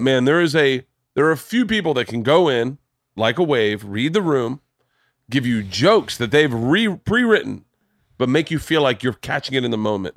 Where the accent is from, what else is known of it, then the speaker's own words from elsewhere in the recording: New Smyrna Beach, Florida, United States; moved away; I grew up in Florida. I grew up, we grew up surfing in New Smyrna